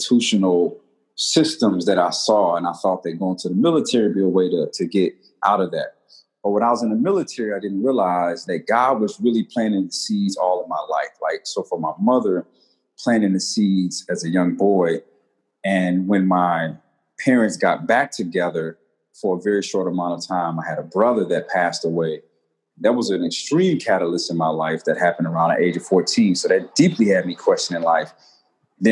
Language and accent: English; Missouri City, Texas, United States; also born or lived in Houston, Texas / San Marcos, Texas; Texas, Missouri City to be exact. I grew up in a half-Christian home.